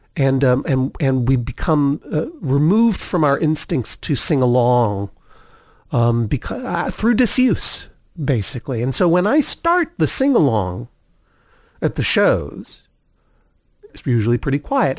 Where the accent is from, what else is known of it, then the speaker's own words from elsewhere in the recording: Brookline, Massachusetts, United States; also born or lived in Cambridge, Massachusetts; I was born in Cambridge, Massachusetts, moved very early on to Brookline